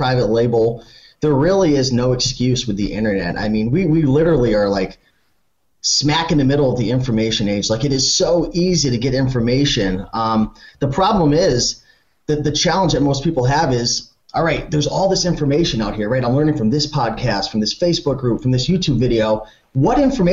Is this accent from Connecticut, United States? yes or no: yes; Connecticut, United States; It might just be where I live. I'm from Connecticut